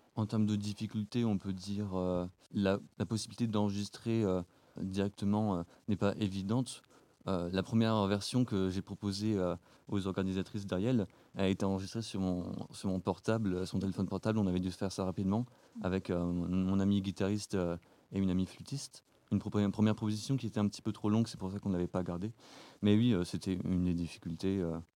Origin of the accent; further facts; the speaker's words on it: Marne, Grand Est, France; Je viens de, de la Marne